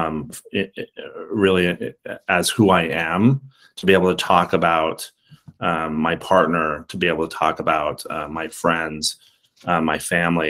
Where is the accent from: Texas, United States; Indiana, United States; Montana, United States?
Montana, United States; moved away as an adult; I'm a native Montanan